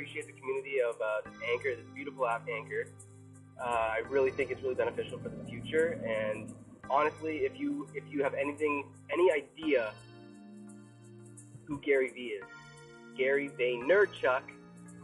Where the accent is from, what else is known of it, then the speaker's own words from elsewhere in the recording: Toronto, Ontario, Canada; I'm from Toronto, Ontario, Canada. So proud to be from here